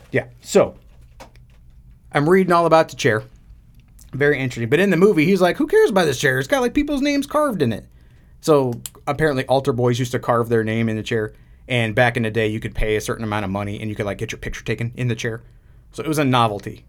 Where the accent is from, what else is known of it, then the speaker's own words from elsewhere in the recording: United States; as an American